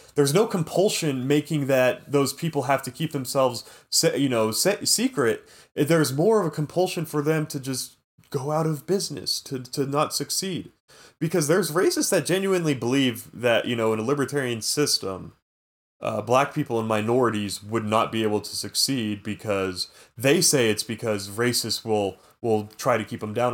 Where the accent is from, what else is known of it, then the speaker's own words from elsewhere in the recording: California, United States; I'm Californian American